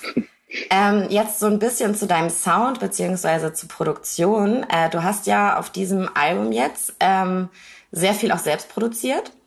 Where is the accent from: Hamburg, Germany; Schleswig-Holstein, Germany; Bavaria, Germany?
Schleswig-Holstein, Germany; Kiel; meiner Heimatstadt Kiel